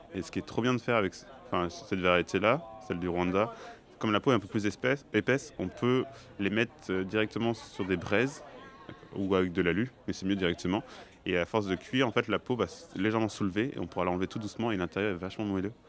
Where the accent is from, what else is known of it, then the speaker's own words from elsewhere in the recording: Clermont-Ferrand, Auvergne-Rhône-Alpes, France; j'ai grandi à Clermont-Ferrand